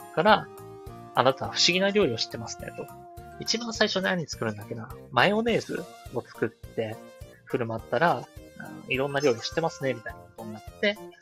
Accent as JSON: {"language": "Japanese", "region": "Chiba", "country": "Japan", "tie": "born or raised there", "said": "僕と出身が一緒なんですよ。千葉県村安市生まれ育ち"}